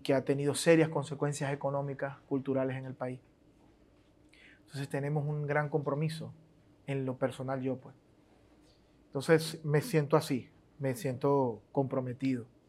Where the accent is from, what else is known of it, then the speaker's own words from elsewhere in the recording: Venezuela; yo soy un joven venezolano normal con con una caracterización cultural muy, muy de barrio, pues porque crecí así.